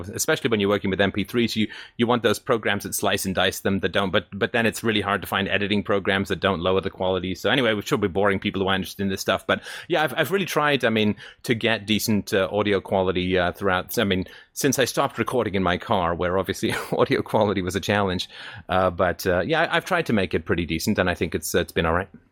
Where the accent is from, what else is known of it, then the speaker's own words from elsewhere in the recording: England, United Kingdom; now in Canada; I grew up in England